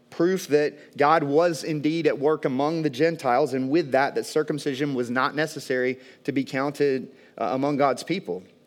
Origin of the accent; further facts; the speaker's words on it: American South, United States; growing up in the American South